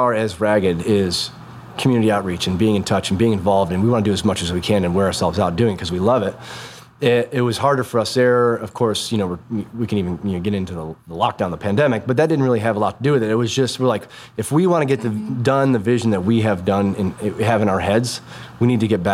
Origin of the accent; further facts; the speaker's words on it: New York, United States; moved away; also born or lived in New England / Nashville; I'm from New York originally